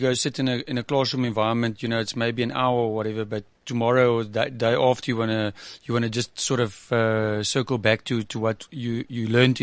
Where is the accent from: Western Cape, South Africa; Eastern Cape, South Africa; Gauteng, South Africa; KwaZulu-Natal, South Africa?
Western Cape, South Africa; George; I was growing up in George, you know, my mother used to go and drop me off at a math tutor